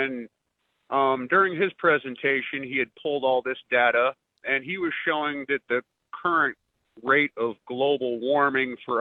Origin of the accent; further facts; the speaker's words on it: Northeast, United States; now in Mississippi, United States; I'm originally from the Northeast